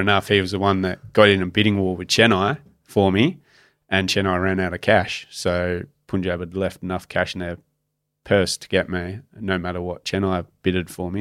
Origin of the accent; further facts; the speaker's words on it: Australia; as a cricketer growing up in Australia, your dream of playing in a boxing day test or playing at the M C G